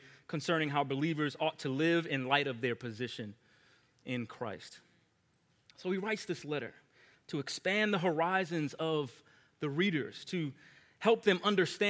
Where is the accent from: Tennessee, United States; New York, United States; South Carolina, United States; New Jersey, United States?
New York, United States; Long Island; I grew up in Long Island, New York